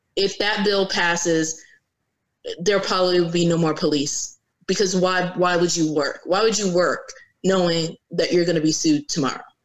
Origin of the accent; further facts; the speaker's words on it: Virginia Beach, Virginia, United States; also born or lived in North Carolina; now in Norfolk, United States; I grew up in Virginia. I lived in Virginia Beach from the time that I was nine years old until um, probably this I week marks twenty one.